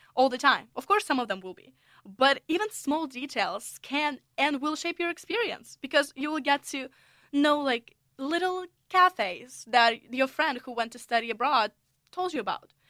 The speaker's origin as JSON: {"language": "English", "country": "Russia", "also_born_or_lived": "United States", "second_language": "English", "moved": "as an adult", "lives_now": "St Andrews, United Kingdom", "said": "I'm originally from Russia."}